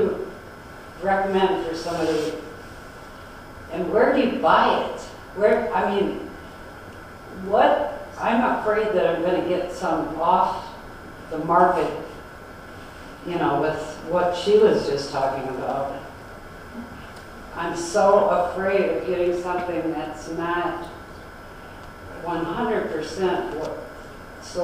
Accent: Detroit, Michigan, United States; So I'm from Detroit

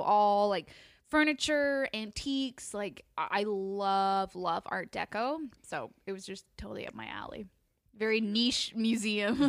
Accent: Toronto, Ontario, Canada; I grew up in Toronto, Ontario, Canada.

